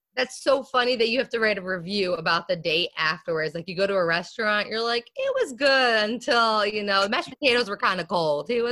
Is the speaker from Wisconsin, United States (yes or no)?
no; Lumberton, New Jersey, United States; I grew up in uh, Lumberton, New Jersey, which is a rural rural uh, part